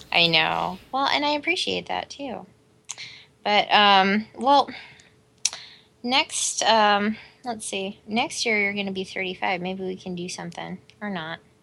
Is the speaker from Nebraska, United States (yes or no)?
yes; Omaha, Nebraska, United States; We grew up in Omaha, fucking Nebraska